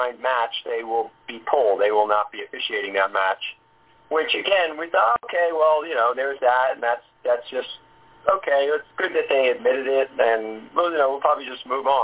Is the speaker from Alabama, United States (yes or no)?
no; New York area, United States; I grew up in the New York area